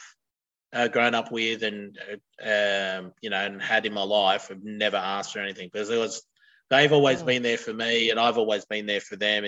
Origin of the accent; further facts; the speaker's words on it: near Broken Hill / Silverton, New South Wales, Australia; moved away as an adult; now in Gold Coast, Australia; Got married in Broken Hill or Silverton, which was 20 k's out of my hometown.